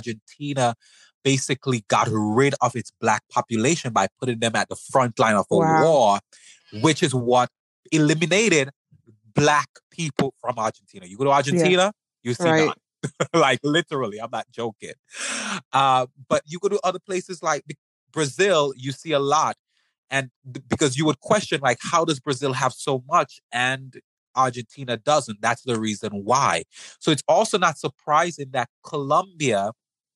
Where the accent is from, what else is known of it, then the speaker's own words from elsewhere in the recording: St. Vincent & Grenadines; I'm from the Caribbean. I'm from St. Vincent